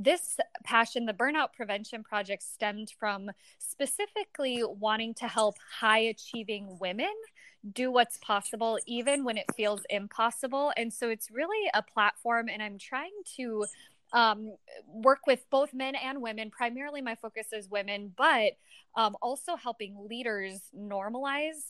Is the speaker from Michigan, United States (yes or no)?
no; Niceville, Florida, United States; I was born in Niceville, Florida